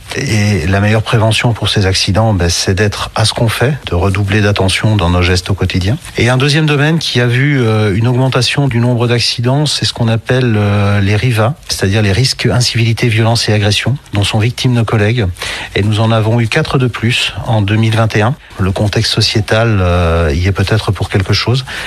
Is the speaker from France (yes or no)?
no; Belgium; je viens de Belgique